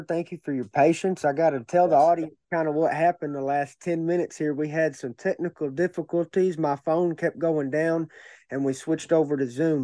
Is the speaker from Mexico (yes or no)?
no; Cabot, Arkansas, United States; I grew up in Cabot, and I started going to Searcy because my MMA gym moved to Searcy